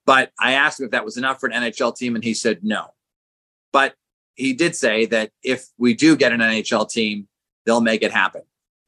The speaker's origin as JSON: {"language": "English", "town": "Boston", "region": "Massachusetts", "country": "United States", "moved": "as an adult", "lives_now": "Hartford, United States", "said": "Even though I was from Boston"}